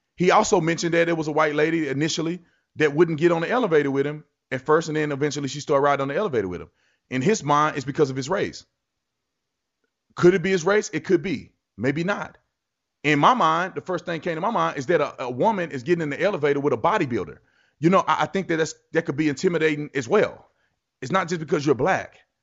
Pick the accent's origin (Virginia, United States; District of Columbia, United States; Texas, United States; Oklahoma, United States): Texas, United States; I grew up in Texas.